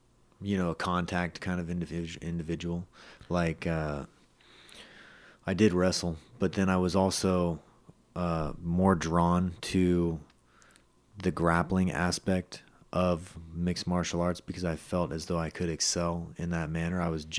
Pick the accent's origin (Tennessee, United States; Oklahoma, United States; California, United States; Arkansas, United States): California, United States; Los Gatos; went to Los Gatos. I'm from Los Gatos